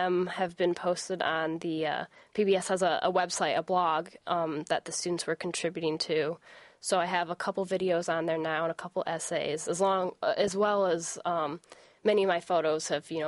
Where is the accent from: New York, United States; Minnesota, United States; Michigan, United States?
Michigan, United States; Howell; It's my hometown where I was born, raised, and still live there.